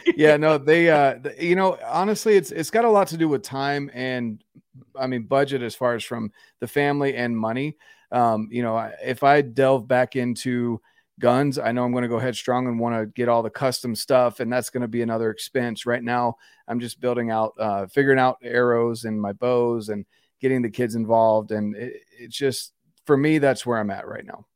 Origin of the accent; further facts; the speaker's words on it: North Carolina, United States; moved away as an adult; I'm from North Carolina originally, Um, and we're on the verge of moving back home.